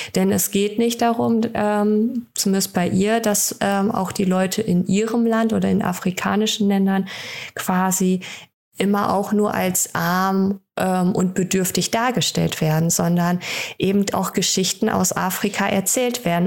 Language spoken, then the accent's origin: German; Germany; bei uns in Deutschland